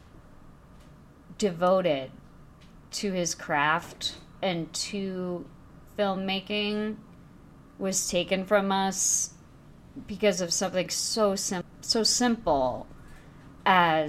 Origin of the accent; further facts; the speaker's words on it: Chicago, Illinois, United States; my hometown newspaper